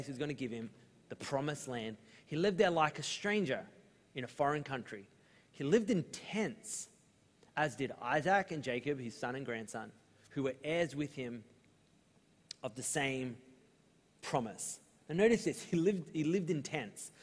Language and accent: English; Australia; we're Australian